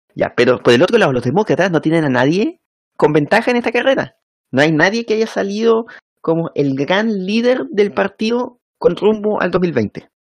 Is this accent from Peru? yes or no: no; Chile